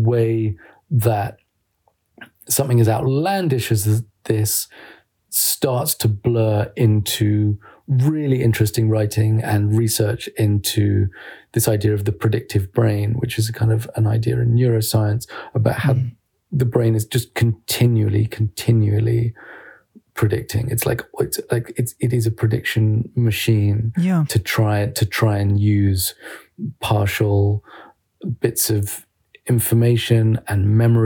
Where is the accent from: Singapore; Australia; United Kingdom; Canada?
United Kingdom; I'm a British journalist